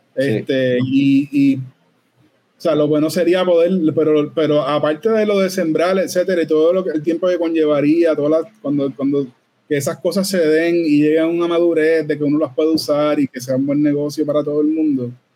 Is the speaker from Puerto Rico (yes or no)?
yes; Puerto Rico; Todos los que somos de Puerto Rico